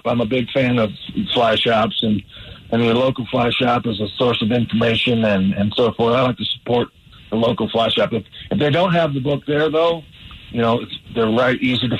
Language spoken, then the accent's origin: English; Wisconsin and Michigan, Midwest, United States; I grew up in the Midwest in Wisconsin and Michigan